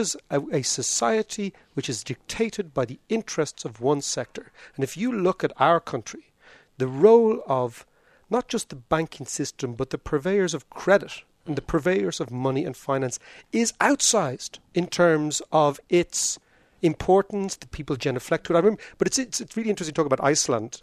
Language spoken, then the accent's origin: English; Ireland; I grew up in Ireland